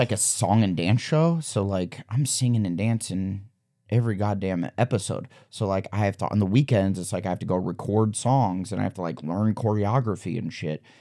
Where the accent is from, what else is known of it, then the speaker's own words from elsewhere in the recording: Omaha, Nebraska, United States; moved away as an adult; also born or lived in Waterloo, Iowa; now in Los Angeles, United States; I grew up in Wadley, Iowa till I was ten, and then we moved to Omaha, and then I, till high school, and then after I graduated, I moved to, uh, L A.